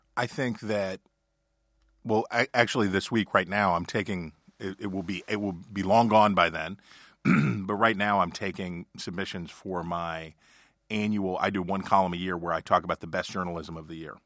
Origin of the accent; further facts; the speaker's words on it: Ohio County, West Virginia, United States; My experience is growing up in Ohio County, West Virginia, and being the son of a coal salesman